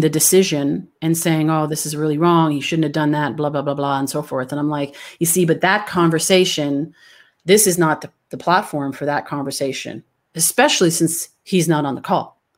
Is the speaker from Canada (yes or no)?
yes; Canada; moved away; I'm originally from Canada